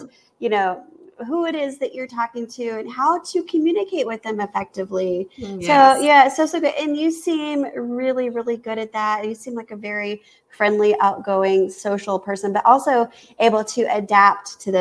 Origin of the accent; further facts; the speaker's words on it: Kansas, United States; I've been told I have an accent. And I'm like, I'm from Kansas.